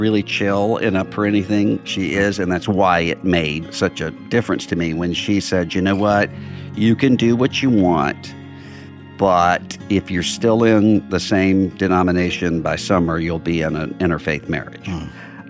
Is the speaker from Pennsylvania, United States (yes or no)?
no; Biloxi, Mississippi, United States; now in Nashville, United States; I'm from Biloxi, Mississippi, which is on the Mississippi Gulf Coast, right out from New Orleans. Mm. That's where I grew up. And we live now in Nashville, Tennessee.